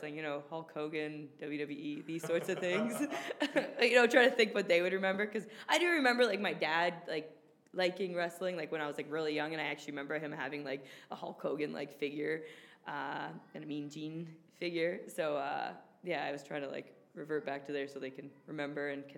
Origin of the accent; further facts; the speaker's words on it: Toronto, Ontario, Canada; in my hometown, where my mom and dad can watch live. In the six